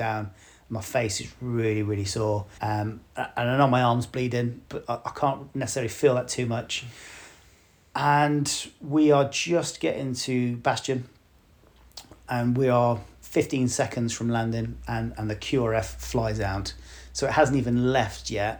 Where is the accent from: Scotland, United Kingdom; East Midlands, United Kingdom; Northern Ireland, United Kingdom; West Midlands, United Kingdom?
West Midlands, United Kingdom; West Bromwich; moved away; I am from West Bromwich originally.